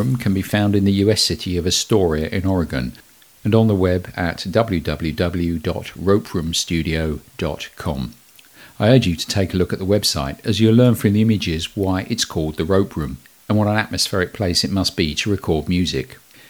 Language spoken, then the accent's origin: English; United Kingdom; I'm British